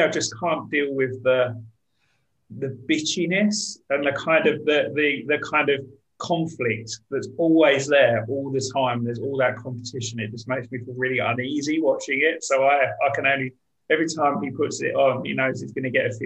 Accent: Brentwood, East of England, United Kingdom; moved away; I grew up in Brentwood

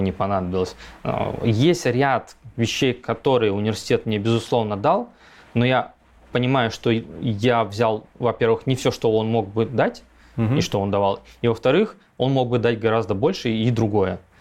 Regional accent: Chita, Zabaykalsky Krai, Russia; moved away as an adult; also born or lived in Novosibirsk; это было Забайкалье, Чита, Читинская область. А, я там вырос, фактически я там 20-25 лет прожил

